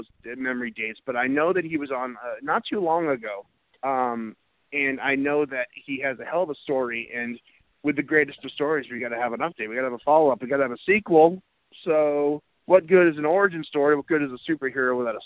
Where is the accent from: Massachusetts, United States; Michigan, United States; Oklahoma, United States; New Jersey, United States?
Massachusetts, United States; Needham; my hometown where I grew up in Needham, Mass